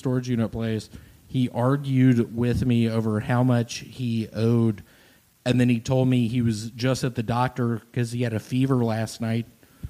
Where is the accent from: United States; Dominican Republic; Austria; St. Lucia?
Dominican Republic; Way too many blacks. I don't trust them. I'm from the Dominican Republic.